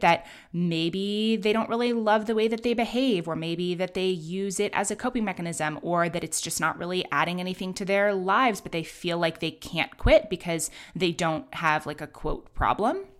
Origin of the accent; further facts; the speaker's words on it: New York City, New York, United States; also born or lived in London; I grew up in Manhattan